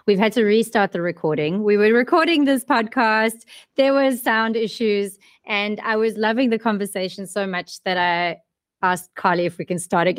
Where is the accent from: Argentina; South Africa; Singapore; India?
South Africa; moved away; also born or lived in São Paulo, Brazil / Algarve, Portugal / London, United Kingdom; especially because we're immigrants and we came from South Africa. I lived in São Paulo, Brazil when I was younger. I lived in Algarve in Portugal. I lived in London. And then we moved here.